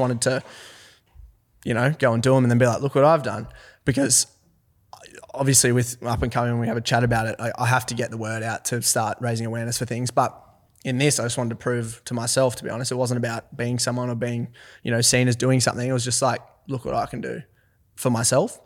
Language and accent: English; Forbes, New South Wales, Australia; also born or lived in Orange, New South Wales; I'm from Forbes, New South Wales